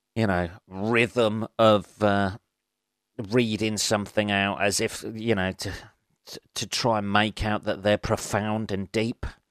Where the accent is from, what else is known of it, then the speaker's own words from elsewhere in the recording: England, United Kingdom; I'm fucking English